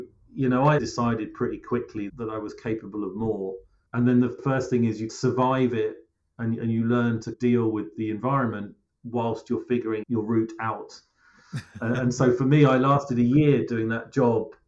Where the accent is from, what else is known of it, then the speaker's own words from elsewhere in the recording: Cambridgeshire, East of England, United Kingdom; I grew up actually in Cambridgeshire, which is where I now live again and have done for a while.